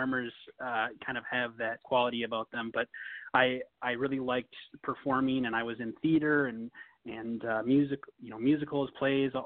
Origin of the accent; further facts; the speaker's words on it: Minnesota, United States; moved away as an adult; also born or lived in Tennessee; I was from Minnesota, and we both ended up going to the University of Tennessee, Knoxville